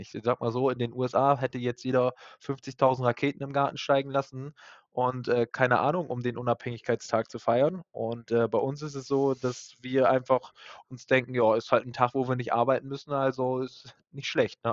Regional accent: Germany; wir Deutschen

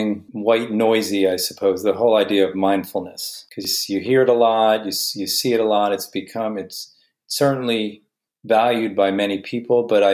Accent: New Jersey, United States; a lawyer in New Jersey, my home state

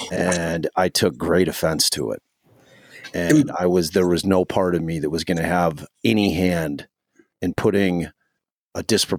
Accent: Chicago, Illinois, United States; Like I grew up like on the Austin area is underserved area, high crime area, you know, low income. And, you know, so I grew up like right on that street.

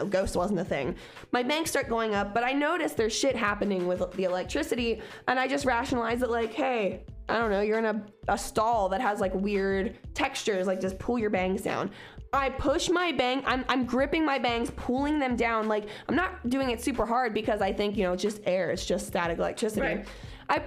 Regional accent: Cincinnati, Ohio, United States; I'm from Cincinnati.

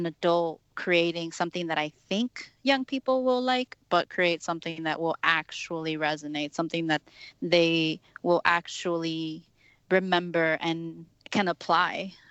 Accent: Texas, United States; now in Chicago, United States; me growing up in Texas

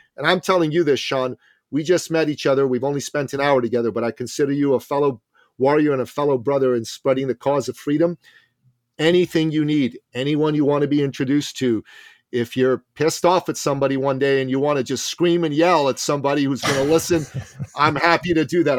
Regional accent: Canada; I'm Canadian

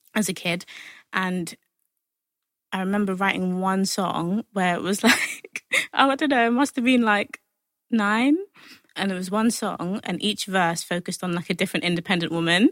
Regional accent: London, United Kingdom; I'm from Hackney

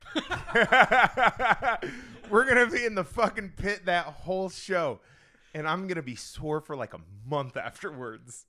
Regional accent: Indiana, United States; moved away; I'm originally from Indiana

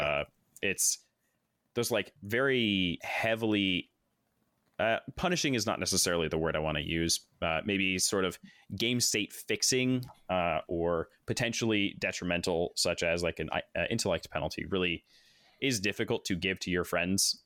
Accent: Corvallis, Oregon, United States; born and raised in Corvallis, Oregon. I'm now almost thirty years old, still stuck here

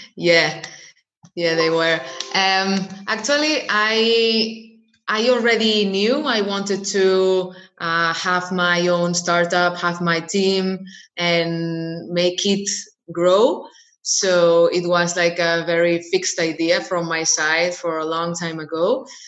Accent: Barcelona, Catalonia, Spain; I was born and raised in Barcelona, in, in Spain.

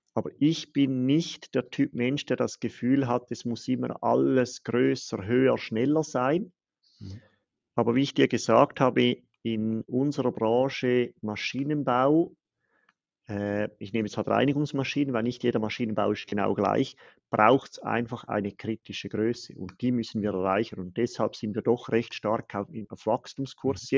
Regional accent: Switzerland; Als Schweizer

